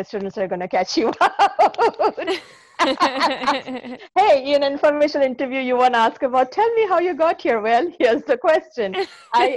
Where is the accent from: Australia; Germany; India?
India; Kolkata, West Bengal; moved away; I grew up in Calcutta, India. I was born and brought up there